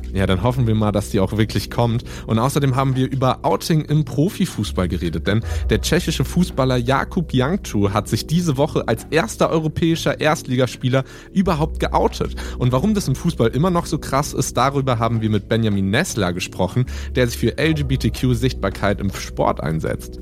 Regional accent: Mainz, Rhineland-Palatinate, Germany; ich bin hier aufgewachsen in Mainz

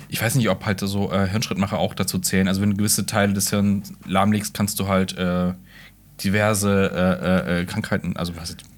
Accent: Hausach, Baden-Württemberg, Germany; Ähm, meine Heimatstadt Hausach, die ist unter anderem dafür bekannt, dass da ganz viel ähm, früher in Minen gearbeitet wurde und Silber abgebaut

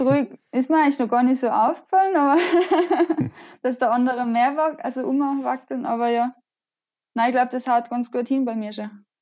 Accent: Innsbruck, Tyrol, Austria; ich komme aus Innsbruck. Das ist in Österreich.

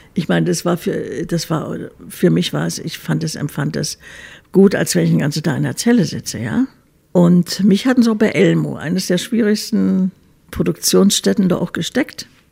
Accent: Berlin, Germany; also born or lived in Munich; Berlin ist schon meine Heimatstadt

